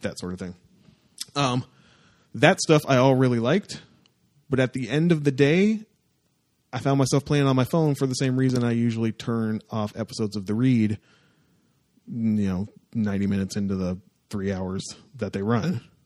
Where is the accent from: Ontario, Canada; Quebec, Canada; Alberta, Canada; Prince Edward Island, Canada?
Ontario, Canada; Windsor; my hometown-ish area